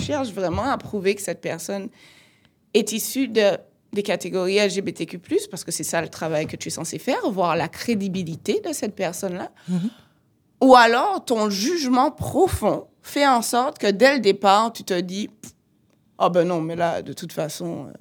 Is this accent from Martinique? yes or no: yes; Martinique; je viens de la Martinique.